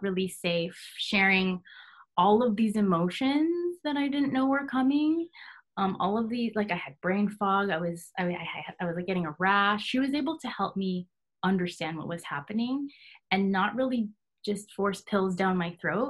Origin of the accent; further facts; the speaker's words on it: California, United States; moved away as an adult; now in Hawaii, United States; I am actually born and raised in California, and I moved here to Hawaii in 2017